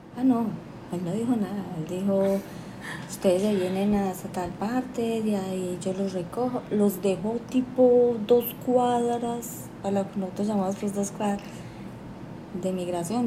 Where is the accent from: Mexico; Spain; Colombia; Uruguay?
Colombia; moved away as an adult; now in Panama